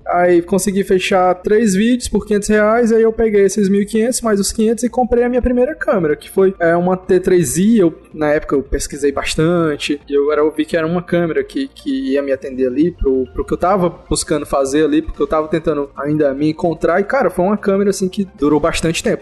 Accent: interior of Ceará, Brazil; now in Fortaleza, Brazil; eu sou de Fortaleza, eu sou, eu moro em Fortaleza hoje, mas eu não sou de Fortaleza, eu, eu vim de uma cidade pequena, aqui do, do interior do Ceará

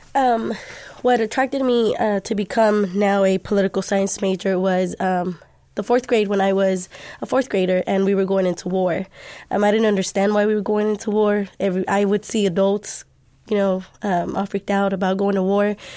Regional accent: Dallas, Texas, United States; I am Dallas native. I'm from Pleasant Grove.

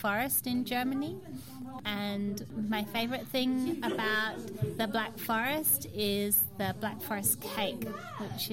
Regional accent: Darwin, Northern Territory, Australia; now in Brisbane, Australia; I was born in Australia and I grew up in Darwin and now I live in Brisbane.

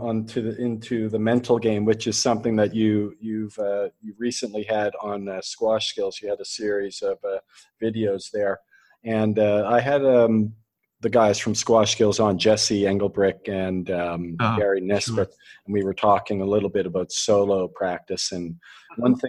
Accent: Canada; I'm Canadian

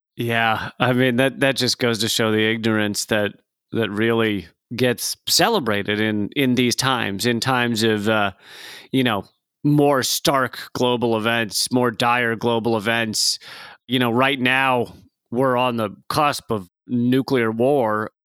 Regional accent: United States; I'm an American living in America.

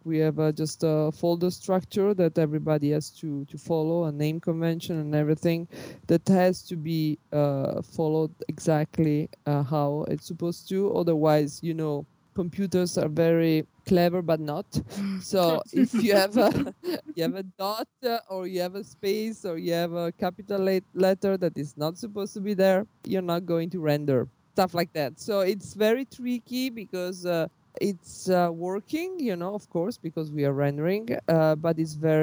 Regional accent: Milan, Lombardy, Italy; I was born in Milano

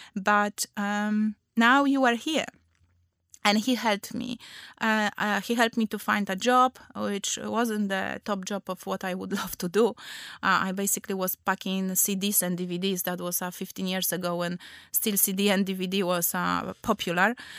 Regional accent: Poland; English is a second language; moved away as an adult; also born or lived in Gdańsk; now in London, United Kingdom; I'm from Poland.

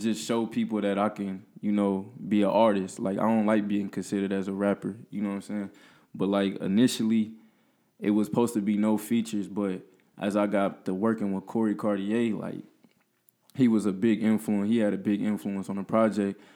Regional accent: Peoria, Illinois, United States; I'm from Peoria. Went to high school at Central

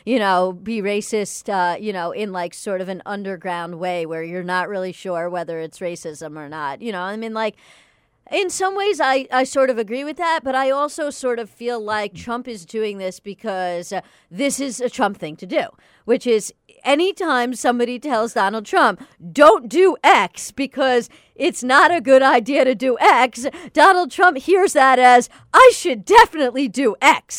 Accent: United States; as an American Jew

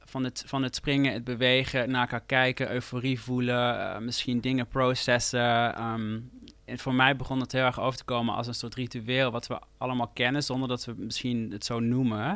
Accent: near Eindhoven, North Brabant, Netherlands; moved away as an adult; ik groeide natuurlijk op bij Eindhoven

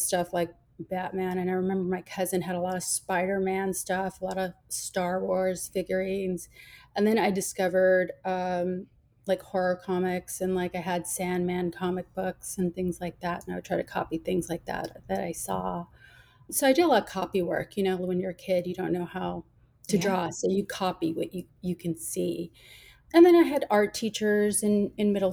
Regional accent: Rio Grande Valley, South Texas, United States; moved away as an adult; also born or lived in Austin, Texas; now in San Antonio, United States; I grew up in the Rio Grande Valley in South Texas

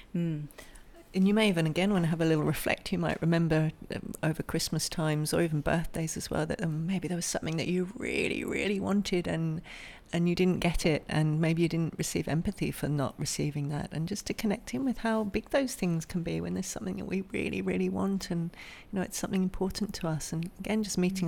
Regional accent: England, United Kingdom; now in Australia; I'm from England originally, so in the Northern Hemisphere, very different from where we are now in Australia

